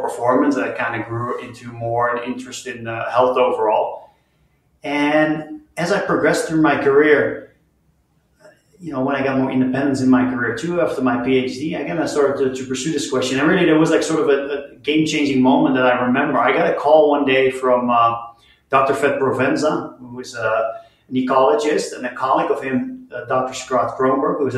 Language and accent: English; just outside of Rotterdam, South Holland, Netherlands; moved away as an adult; now in Utah, United States; I grew up in the Netherlands, just outside of Rotterdam, which is a large port city.